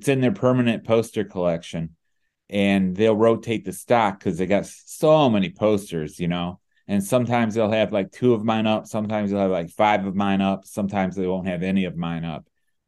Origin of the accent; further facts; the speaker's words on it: Cleveland, Ohio, United States; also born or lived in Detroit; I grew up in the Cleveland area, Cleveland, Ohio, and yes, I do. I still live here.